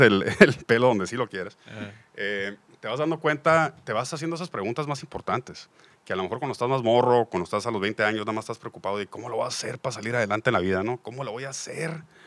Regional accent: Mexico; somos una parte de la población mexicana sumamente privilegiada

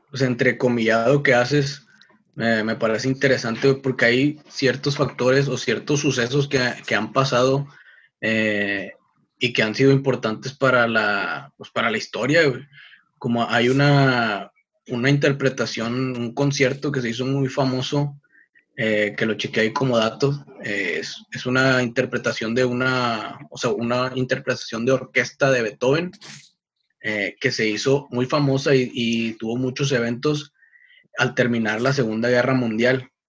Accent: Mexico; moved away as an adult; also born or lived in Tennessee, United States

